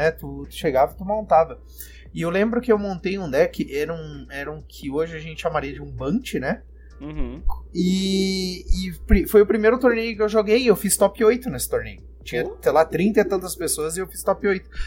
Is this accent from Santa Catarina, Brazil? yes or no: yes; Florianópolis, Santa Catarina, Brazil; born there; now in Brasília, Brazil; Eu sou nascido em Florianópolis, mas hoje eu moro em Brasília, moro aqui há seis anos.